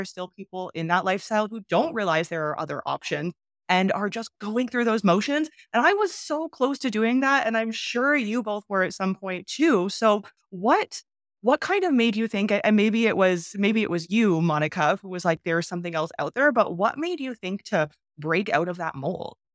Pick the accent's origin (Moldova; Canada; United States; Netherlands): Canada; moved away as an adult; I'm from Canada